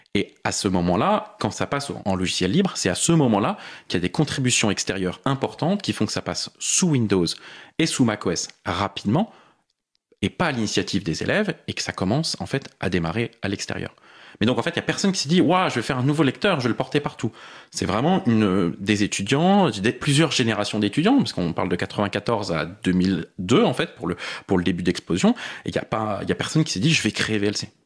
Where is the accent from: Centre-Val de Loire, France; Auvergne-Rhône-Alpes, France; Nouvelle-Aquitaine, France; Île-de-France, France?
Île-de-France, France; Paris; born or raised there